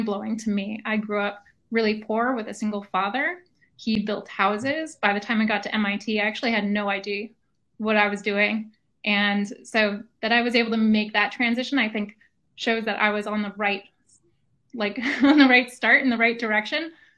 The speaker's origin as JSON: {"language": "English", "town": "Woodstock", "region": "New York", "country": "United States", "tie": "born or raised there", "said": "I grew up in Woodstock, New York."}